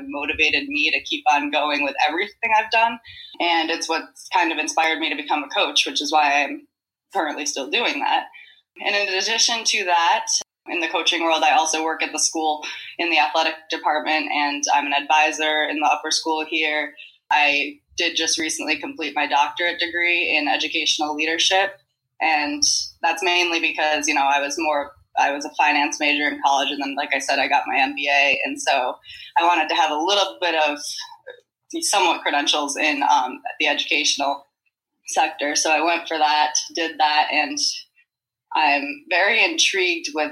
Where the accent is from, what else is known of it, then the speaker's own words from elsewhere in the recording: Manlius, New York, United States; moved away as an adult; also born or lived in Loudonville, New York; now in Florida, United States; I am originally from Manlius, New York, which is a suburb outside of Syracuse